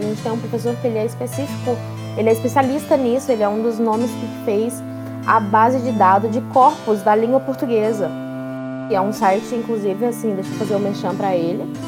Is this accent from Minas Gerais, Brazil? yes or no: yes; Minas Gerais, Brazil; E eu sou daqui de Minas